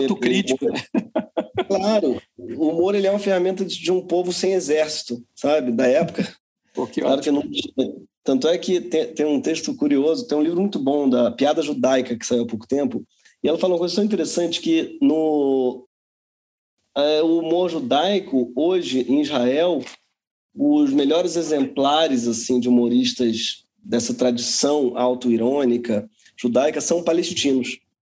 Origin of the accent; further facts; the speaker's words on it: Rio de Janeiro, Brazil; also born or lived in São Paulo; Eu, como carioca